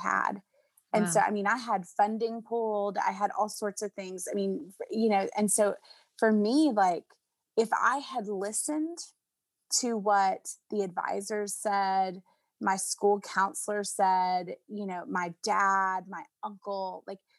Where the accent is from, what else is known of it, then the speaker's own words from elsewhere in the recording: Nashville, Tennessee, United States; I grew up in Nashville